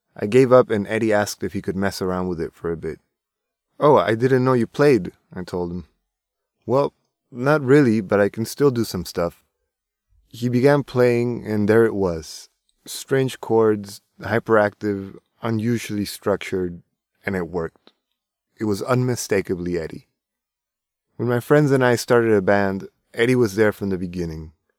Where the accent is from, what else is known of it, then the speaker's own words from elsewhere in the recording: Tijuana, Baja California, Mexico; I'm from Tijuana